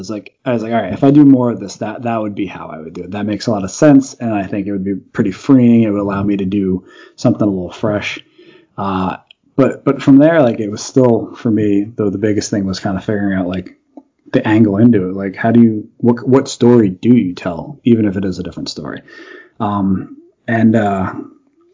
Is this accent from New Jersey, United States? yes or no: yes; Union Beach, New Jersey, United States; I grew up in a small beach town called Union Beach